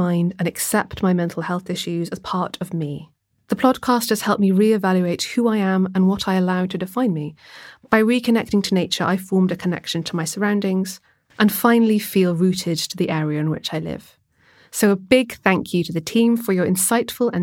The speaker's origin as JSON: {"language": "English", "town": "Swansea", "region": "Wales", "country": "United Kingdom", "tie": "born or raised there", "said": "growing up in Swansea"}